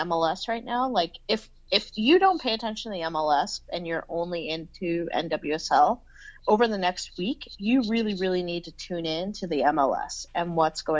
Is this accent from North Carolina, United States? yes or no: no; San Antonio, Texas, United States; I'm from fucking San Antonio